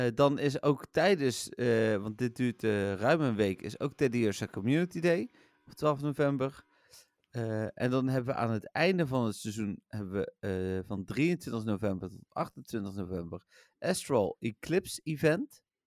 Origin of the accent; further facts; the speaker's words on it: Eindhoven, North Brabant, Netherlands; ik kom uit Eindhoven, ik ben PSV-supporter